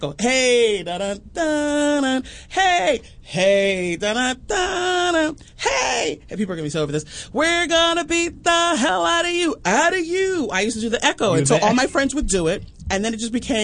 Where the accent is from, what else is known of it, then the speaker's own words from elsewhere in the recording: Newark, New Jersey, United States; also born or lived in North Carolina; now in California, United States; I'm from New Jersey. I was born in Newark, the armpit of America, New Jersey